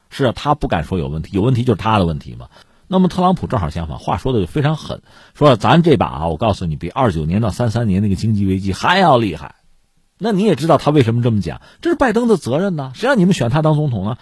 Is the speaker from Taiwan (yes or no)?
no; China; 作为一个中国人